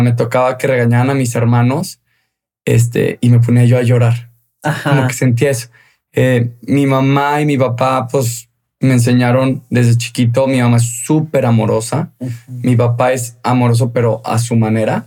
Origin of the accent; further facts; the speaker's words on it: León, Guanajuato, Mexico; moved away; Yo soy de León, Guanajuato.